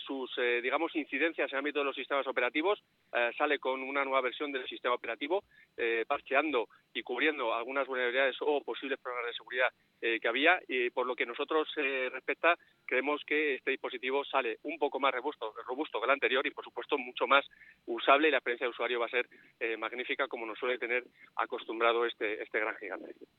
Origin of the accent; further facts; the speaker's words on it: Madrid, Community of Madrid, Spain; now in León, Spain; yo soy madrileño y de la Leti